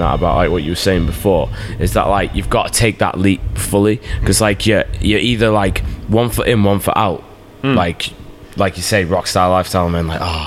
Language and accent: English; Wrexham, Wales, United Kingdom; now in Liverpool, United Kingdom; I'm from Wrexham, live in Liverpool